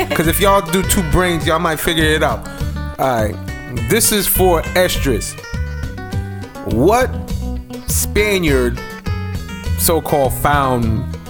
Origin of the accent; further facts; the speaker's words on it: Jamaica; I'm Jamaican.